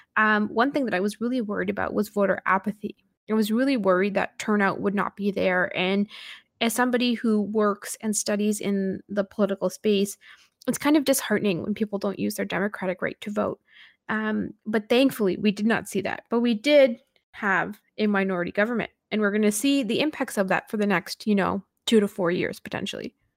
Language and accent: English; Canada; a Canadian Sikh